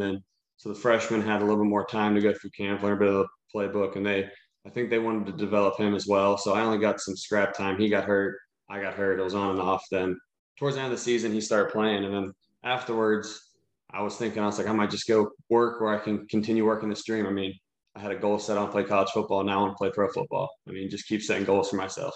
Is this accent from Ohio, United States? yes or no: yes; Cincinnati, Ohio, United States; I'm from Cincinnati, everyone knows who I am.